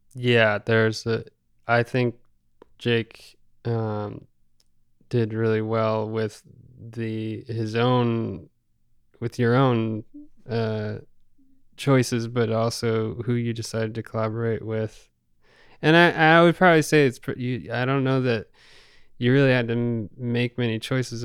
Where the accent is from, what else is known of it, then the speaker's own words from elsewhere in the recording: Rockport, Massachusetts, United States; we grew up in Rockport